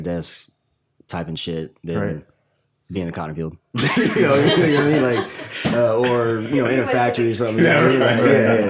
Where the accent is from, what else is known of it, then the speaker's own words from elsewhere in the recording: Tennessee, United States; also born or lived in Upstate New York; now in New York City, United States; I grew up in Tennessee